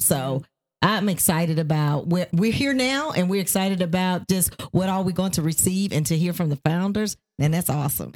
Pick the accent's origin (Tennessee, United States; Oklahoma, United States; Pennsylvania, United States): Tennessee, United States; Nashville; moved away as an adult; also born or lived in Ohio; now in Georgia, United States; we are originally from Nashville, Tennessee, but we lived in Ohio and now live in Georgia.